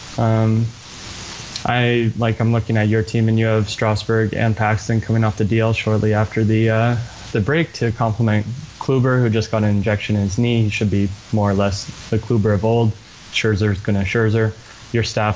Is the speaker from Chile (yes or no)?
no; just outside of Toronto in the GTA, Ontario, Canada; I grew up just outside of Toronto in the GTA